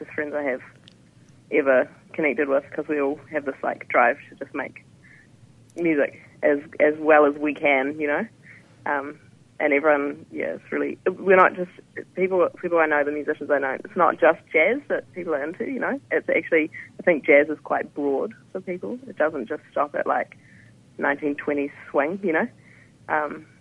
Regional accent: Nelson, New Zealand; moved away as an adult; now in Wellington, New Zealand; I'm from Nelson

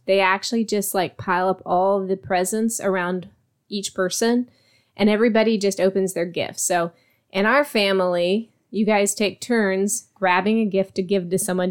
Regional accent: Virginia, United States; now in Texas, United States; where I grew up in Virginia, we had something called Buckeyes.

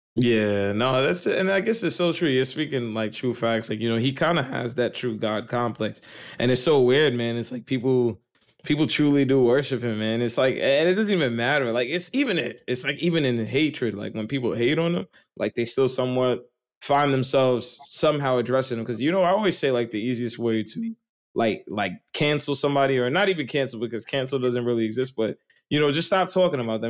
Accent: New York, United States; I grew up on the cusp of West Brighton and Port Richmond

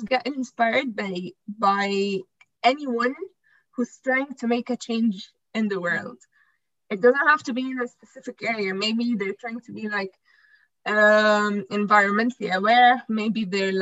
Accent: Egypt; I'm from Egypt.

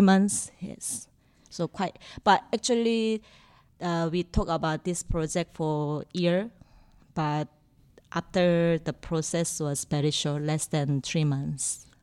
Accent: Singapore; I'm from Singapore

